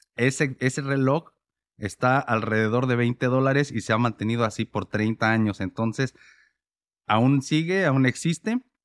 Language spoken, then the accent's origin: Spanish; Mexico; moved away; como yo vivía en México y crecí en México